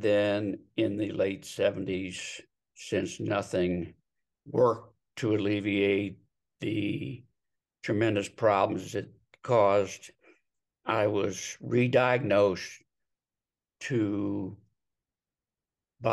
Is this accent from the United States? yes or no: yes; Delaware, Ohio, United States; moved away as an adult; now in Scottsdale, United States; moved from my hometown of Delaware, Ohio to Scottsdale, Arizona